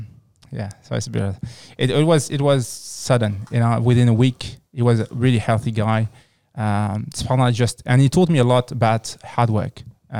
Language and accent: English; France; So I was born and raised in France. So I just grew up in France, studied there.